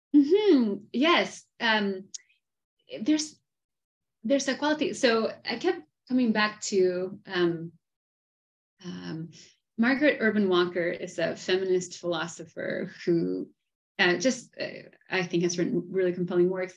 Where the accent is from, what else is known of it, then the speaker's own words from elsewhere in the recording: Argentina; I am from Argentina